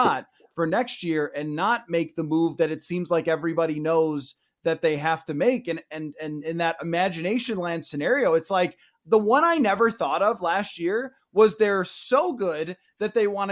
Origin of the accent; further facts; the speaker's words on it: Buffalo, New York, United States; moved away as an adult; now in Minneapolis, United States; going back to my hometown in Buffalo